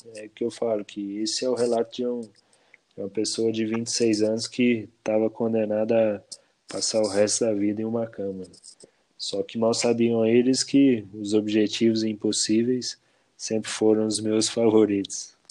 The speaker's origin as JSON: {"language": "Portuguese", "town": "Bom Repouso", "region": "Minas Gerais", "country": "Brazil", "tie": "born or raised there", "lives_now": "Cambuí, Brazil", "said": "eu nasci em Bom Repouso, aqui no sul de Minas"}